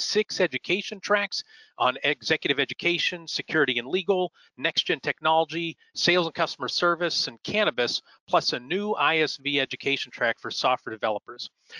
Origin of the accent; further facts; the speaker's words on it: Erie, Pennsylvania, United States; we are both from Erie, Pennsylvania, which is in Northwest Pennsylvania.